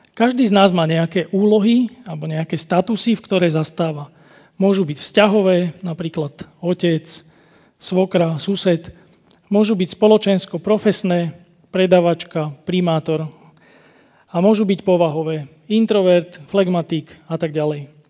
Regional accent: Slovakia; u nás na Kopaniciach sa tomu hovorí, že moja huba predbieha môj rozum

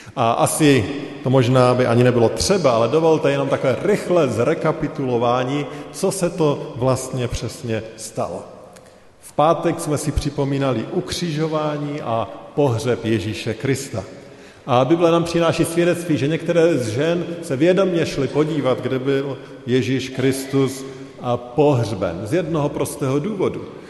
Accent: Czechia; My jako Češi

